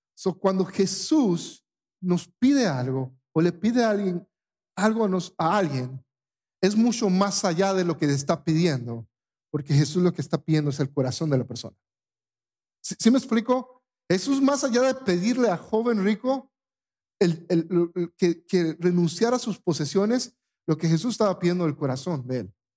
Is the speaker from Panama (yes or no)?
yes; Panama; moved away; en mi país